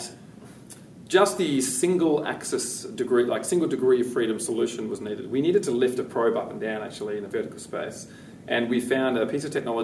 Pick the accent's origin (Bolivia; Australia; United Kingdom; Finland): Australia; West Coast of Australia, Western Australia; I grew up on the West Coast